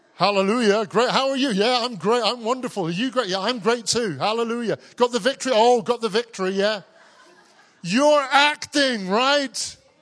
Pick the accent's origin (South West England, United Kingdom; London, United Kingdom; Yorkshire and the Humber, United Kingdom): South West England, United Kingdom; Cornwall; I grew up in Cornwall. I'm a Cornish man.